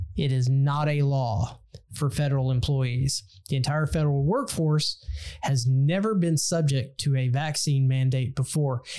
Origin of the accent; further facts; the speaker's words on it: Texas, United States; Texas, my home state